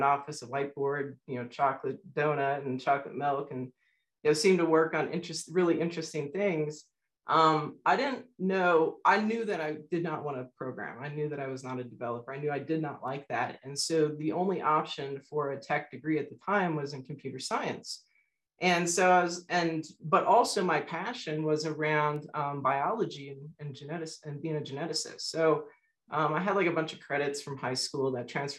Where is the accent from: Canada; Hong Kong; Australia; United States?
United States; South Florida; I grew up in South Florida